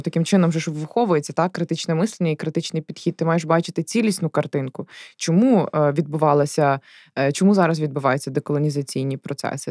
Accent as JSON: {"language": "Ukrainian", "region": "Galicia", "country": "Ukraine", "said": "Я сама з Галичини"}